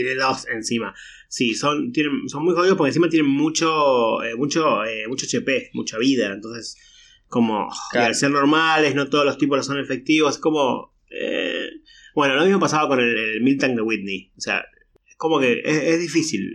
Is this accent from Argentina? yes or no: yes; Argentina